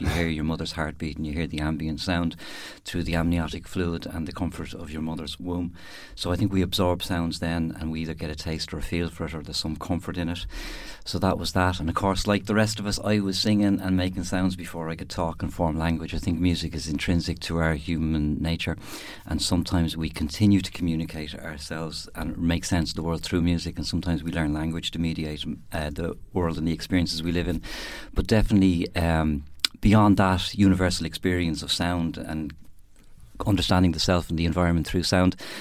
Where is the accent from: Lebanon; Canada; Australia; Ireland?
Ireland; Dublin, Leinster; moved away as an adult; also born or lived in West Cork; now in Youghal, Ireland; I grew up in Dublin